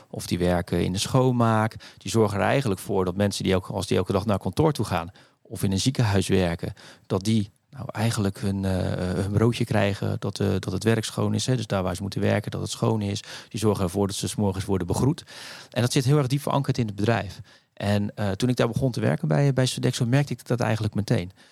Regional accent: Rotterdam, South Holland, Netherlands; accent: Rotterdam; zeven in, in Rotterdam. Dus eh, dat kan je af en toe misschien een klein beetje horen aan, mijn, eh, aan mijn accent.

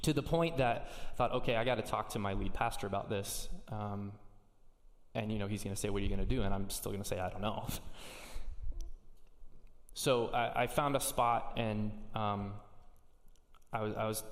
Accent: Indiana, United States; moved away as an adult; now in Seattle, United States; I'm from Indiana, dude. I just see cornfields

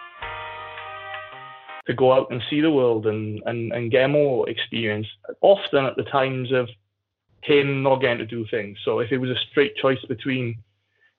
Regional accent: Aberdare, Wales, United Kingdom; When I was growing up, like, I come from Abdaleri, so statistically is the second most deprived area in the UK behind London

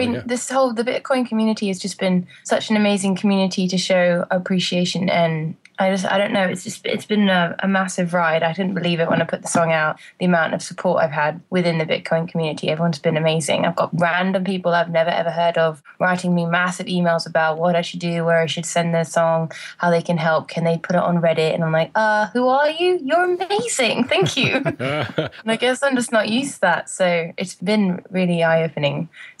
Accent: England, United Kingdom; moved away; I wait to the first job I got when I came out from England.

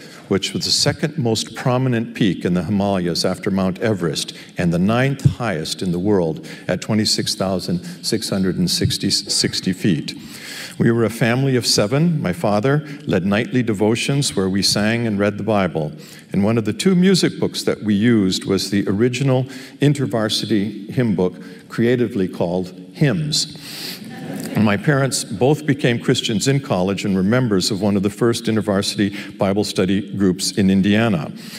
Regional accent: Pakistan; I grew up in Pakistan, the child of a missionary educator. I have language and love the people and the life there. But Pakistan today is not the same in which I was raised.

